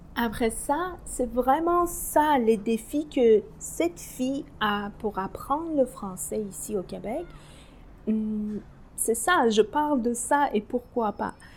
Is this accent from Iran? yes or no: yes; Tehran, Tehran Province, Iran; French is a second language; moved away as an adult; now in Anjou, Canada; Je suis née à Téhéran euh, pendant la guerre l'Iran-l'Irak